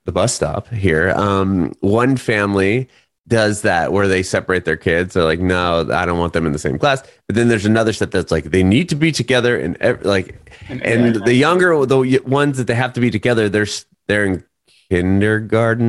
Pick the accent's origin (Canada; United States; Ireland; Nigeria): United States; Southern California; moved away as an adult; I'm from California, Southern California, but when we moved, my family and I moved here a year ago in February